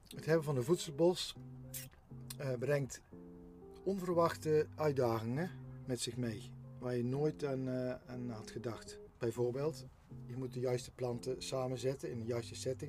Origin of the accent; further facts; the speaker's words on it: Geffen, North Brabant, Netherlands; op dit moment zijn we op de, eigenlijk kan ik zeggen, mijn geboortegrond. Heel bijzonder. Mijn vader en moeder hebben hier vroeger een boerderijtje gerund